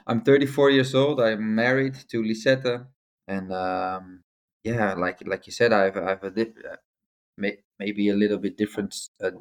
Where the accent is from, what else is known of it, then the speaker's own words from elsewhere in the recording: Amsterdam, North Holland, Netherlands; also born or lived in Rotterdam; I used to live in Amsterdam. I grew up in Amsterdam